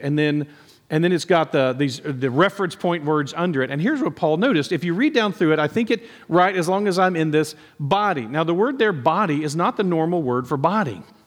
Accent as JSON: {"language": "English", "town": "Nacogdoches", "region": "Texas", "country": "United States", "tie": "born or raised there", "said": "growing up in Nacogdoches"}